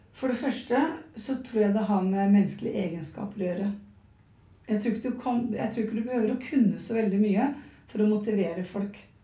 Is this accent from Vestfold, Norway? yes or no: yes; Nøtterøy, Vestfold, Norway; Jeg er fra Nøtterøy